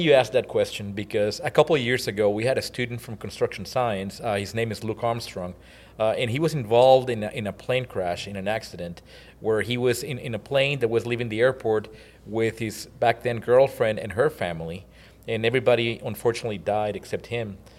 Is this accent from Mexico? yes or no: yes; Mexico; moved away as an adult; also born or lived in College Station, Texas; now in United States; I was born and raised in Mexico